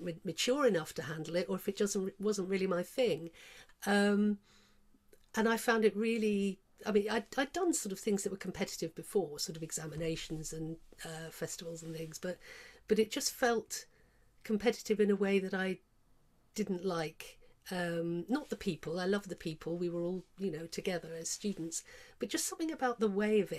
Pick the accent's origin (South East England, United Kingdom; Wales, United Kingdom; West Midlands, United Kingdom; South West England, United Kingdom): South West England, United Kingdom; Cornwall; moved away as an adult; also born or lived in London; I come from Cornwall, in a little fishing village down there